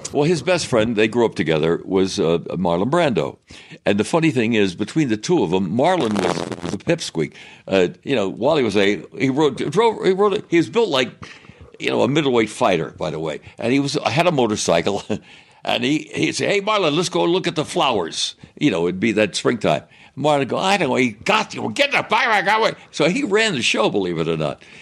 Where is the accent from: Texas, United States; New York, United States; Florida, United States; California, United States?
New York, United States; I grew up in New York